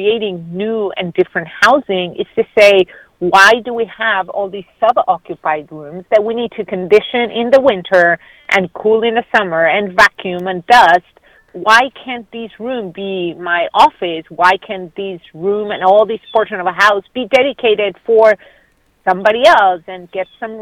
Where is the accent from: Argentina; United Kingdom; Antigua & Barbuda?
Argentina; moved away as an adult; now in United States; where I grew up in Argentina, every neighborhood had a corner store